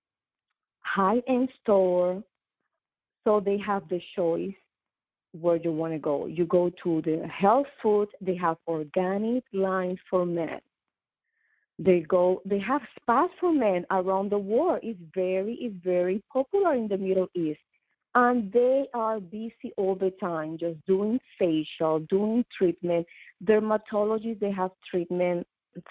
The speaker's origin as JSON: {"language": "English", "country": "Puerto Rico", "also_born_or_lived": "New York / Dubai", "moved": "yes", "lives_now": "South Florida, United States", "said": "I am from Puerto Rico, but I've been living in New York."}